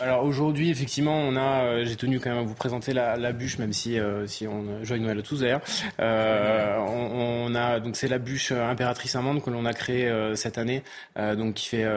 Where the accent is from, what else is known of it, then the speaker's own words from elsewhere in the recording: the South-West, south-west France, France; je suis du Sud-Ouest, le Pays Basque n'étant pas loin.